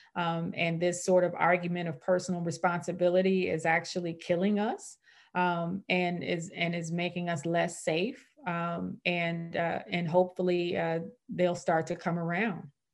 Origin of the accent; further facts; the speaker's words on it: St. Louis, Missouri, United States; I was born and raised in Saint Louis